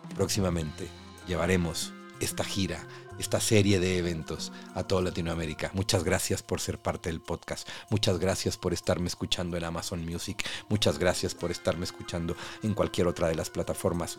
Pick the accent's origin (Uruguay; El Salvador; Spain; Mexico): Mexico; nosotros los mexicanos